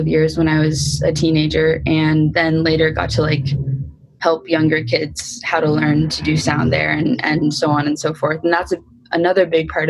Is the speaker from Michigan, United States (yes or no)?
no; Oakland, California, United States; also born or lived in Berkeley, California; I grew up in Oakland and Berkeley